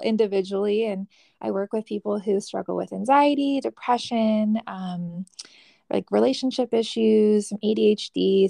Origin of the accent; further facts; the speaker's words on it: California, United States; moved away as an adult; now in Arizona, United States; I am originally from California. I moved out to Arizona for my master's degree